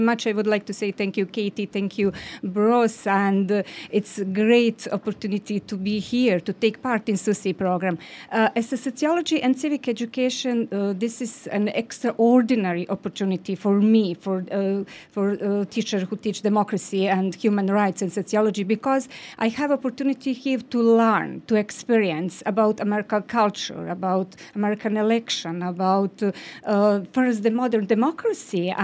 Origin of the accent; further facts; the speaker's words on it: Bosnia & Herzegovina; I'm from Bosnia and Herzegovina.